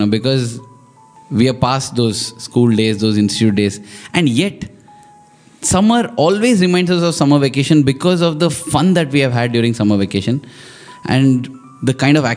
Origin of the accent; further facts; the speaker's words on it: Mumbai, Maharashtra, India; also born or lived in Vrindavan; Bombay, that was my hometown then